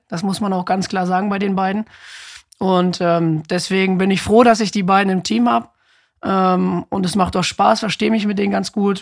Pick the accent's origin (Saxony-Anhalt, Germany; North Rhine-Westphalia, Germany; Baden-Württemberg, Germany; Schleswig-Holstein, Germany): North Rhine-Westphalia, Germany; Ibbenbüren; also born or lived in Osnabrück; Ich komme ja auch aus Sippenbüren